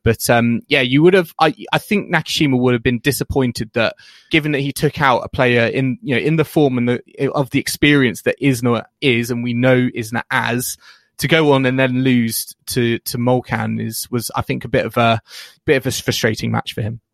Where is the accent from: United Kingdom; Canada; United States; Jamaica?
United Kingdom; we're British